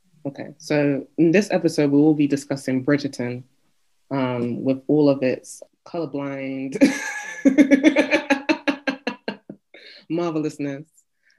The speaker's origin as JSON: {"language": "English", "country": "United Kingdom", "said": "being British"}